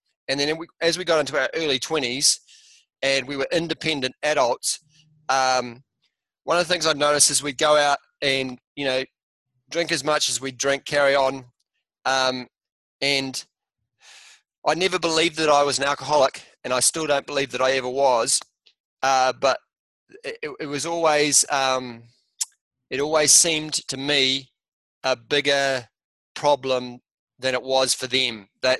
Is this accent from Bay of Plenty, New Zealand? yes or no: no; Motueka, Tasman, New Zealand; also born or lived in Australia; We immigrated from Australia back to New Zealand to be with my father's father before he died in a little place in top of the South Island called Motueka.